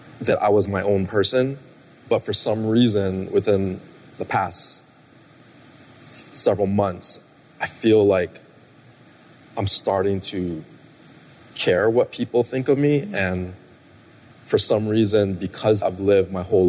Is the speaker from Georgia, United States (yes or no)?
no; Hawaii, United States; I grew up in Hawaii, so the school that I went to, it was kind of like a gladiator academy